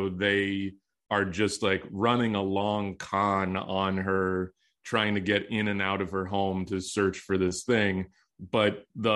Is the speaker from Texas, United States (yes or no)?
yes; Texas, United States; I grew up in Texas